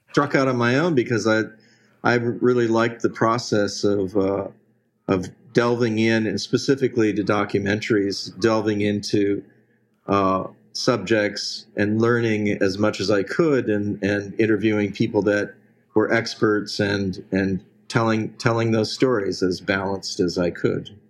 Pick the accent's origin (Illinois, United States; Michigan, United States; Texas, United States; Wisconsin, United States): Michigan, United States; Detroit; moved away as an adult; Well, I, I uh, was born and, and raised in uh, Detroit, Michigan. And, uh, but I pretty much escaped there as soon as I was legally able to do so.